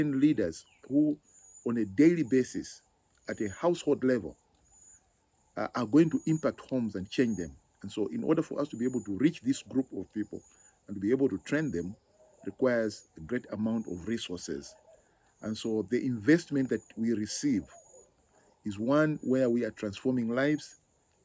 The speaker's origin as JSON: {"language": "English", "country": "Zambia", "said": "I am from Zambia."}